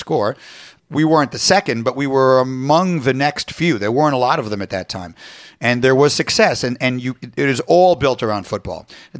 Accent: New York, United States; moved away as an adult; I grew up in New York. I left for college in the fall of 85.

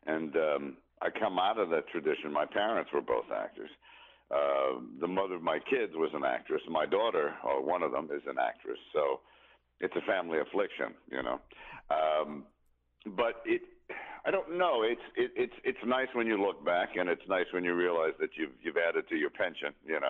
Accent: New York, United States; moved away as an adult; now in Los Angeles, United States; I grew up in New York, but when you come out here, and I've been out here since 86

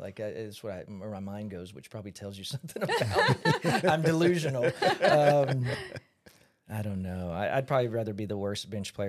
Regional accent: Dallas, Texas, United States; now in Southern California, United States; I'm originally from Dallas, Texas

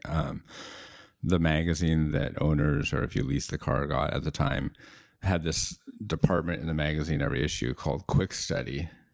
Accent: Seattle, Washington, United States; as a kid growing up in Seattle

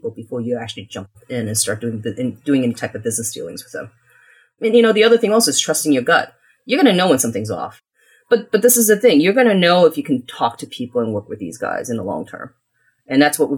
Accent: United States; So we were considered one of those immigrants that were literally coming here with penniless. And I grew up in the United States.

